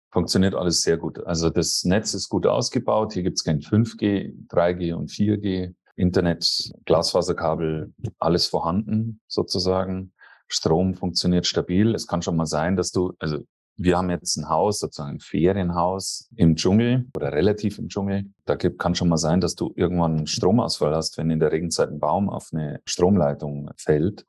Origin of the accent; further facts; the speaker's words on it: Germany; now in Costa Rica; bei uns in Deutschland